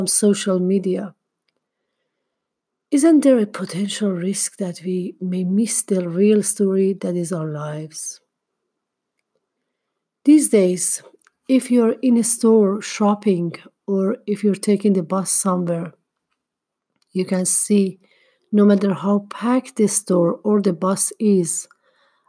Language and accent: English; Tehran, Tehran Province, Iran; moved away; when I was younger and still lived in my hometown, Tehran